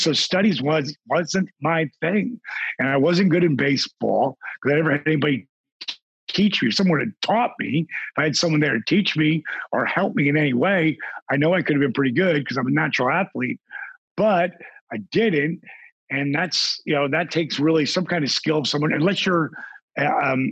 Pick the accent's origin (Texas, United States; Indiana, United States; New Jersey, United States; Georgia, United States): New Jersey, United States; Point Pleasant; I grew up in Point Pleasant, New Jersey